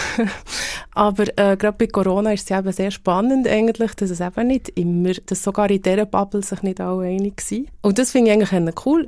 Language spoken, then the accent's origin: German; Bern, Switzerland; accent: Bernese German; die Berndeutsche oder unseren Dialekt